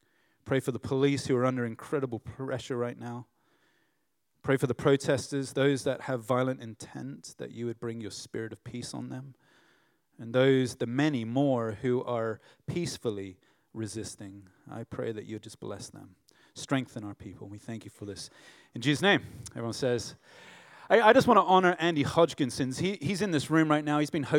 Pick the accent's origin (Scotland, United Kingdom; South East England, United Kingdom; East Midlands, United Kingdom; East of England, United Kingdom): South East England, United Kingdom; Runnymede; born there; also born or lived in United States; I was born in Runnymede, Negham. And they said, well, that's just up the road. And I'm like, I'm home. I've never been there, but, you know, other than when I was born. I left here when I was 7 and lived in the U.S. for 4 years.